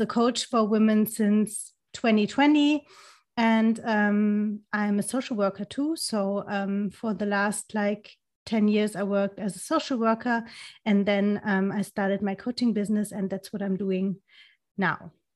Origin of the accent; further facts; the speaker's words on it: Germany; English is a second language; also born or lived in near Frankfurt am Main; I'm from Germany. I'm living, um, next to Frankfurt am Main